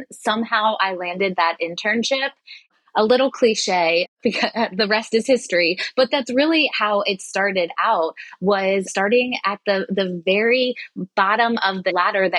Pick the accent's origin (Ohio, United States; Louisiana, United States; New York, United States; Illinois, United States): Ohio, United States; Cincinnati; also born or lived in Columbus, Ohio; And I'm originally from Cincinnati, Ohio. I knew I didn't want to go too far from home